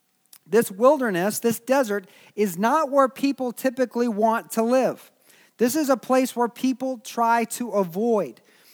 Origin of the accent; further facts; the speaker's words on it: Springfield, Missouri, United States; I grew up in Springfield, Missouri, and it was a college town.